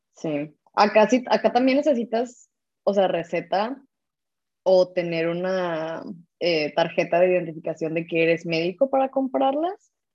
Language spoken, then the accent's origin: Spanish; Mexico; now in Germany; Somos dos mexicanas viviendo yo en Alemania